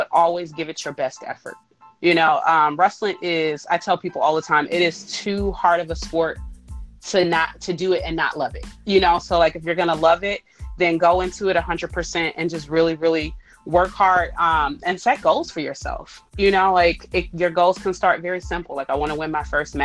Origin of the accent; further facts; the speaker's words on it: Ohio, United States; I'm from Ohio